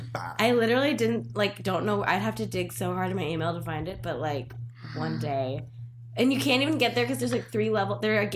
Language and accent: English; Manhattan Beach, California, United States; I'm from Manhattan Beach.